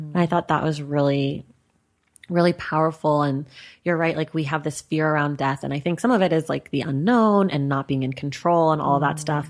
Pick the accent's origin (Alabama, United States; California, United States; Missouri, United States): California, United States; Oakland; also born or lived in New York; now in Los Angeles, United States; I'm from Oakland and I'm here in L